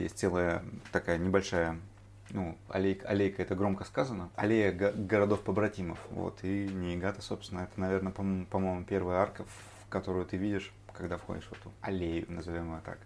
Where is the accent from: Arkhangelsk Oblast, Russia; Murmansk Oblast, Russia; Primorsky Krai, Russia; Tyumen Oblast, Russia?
Primorsky Krai, Russia; Vladivostok; now in Tokyo, Japan; как уроженец славного города Владивостока